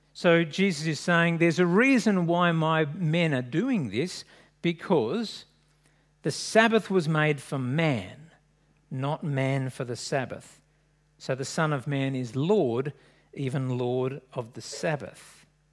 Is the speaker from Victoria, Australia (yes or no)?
no; Sydney, New South Wales, Australia; I grew up in French's Forest